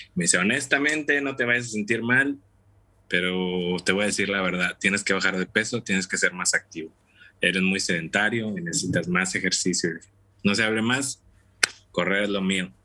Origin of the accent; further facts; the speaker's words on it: Tampico, Tamaulipas, Mexico; moved away as an adult; also born or lived in Matamoros, Mexico; now in Dallas, United States; yo soy originario de Tampico, Tamaulipas, México.